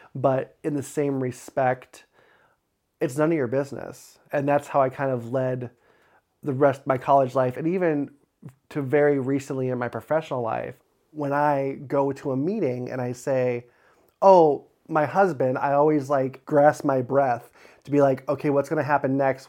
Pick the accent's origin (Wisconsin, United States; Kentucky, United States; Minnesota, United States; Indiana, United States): Indiana, United States; Crown Point; I grew up in Crown Point, Indiana, born and raised